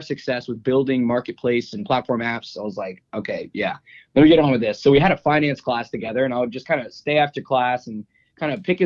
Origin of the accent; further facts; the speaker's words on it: South Louisiana, United States; I was born and raised in South Louisiana